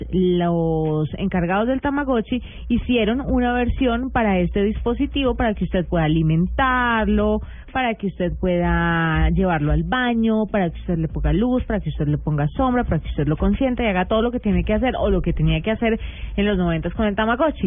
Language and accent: Spanish; Buga, Valle del Cauca, Colombia; yo crecí en Buga, yo no estaba en la metrópoli